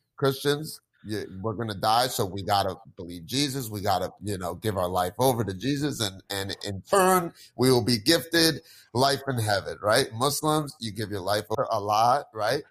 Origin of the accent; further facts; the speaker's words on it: New Jersey, United States; I grew up here in Jersey